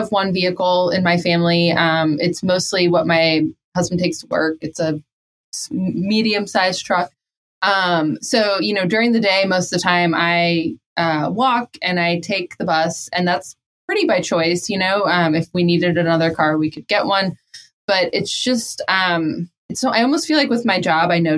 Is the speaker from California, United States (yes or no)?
no; Missouri, United States; I'm from Missouri